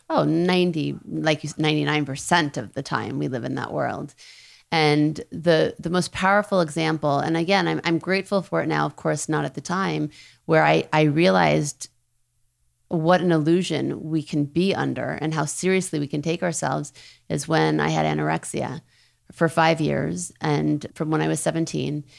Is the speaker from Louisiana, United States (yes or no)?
yes; New Orleans, Louisiana, United States; moved away; also born or lived in Thibodaux, Louisiana; I was raised in New Orleans, born in Thibodeau.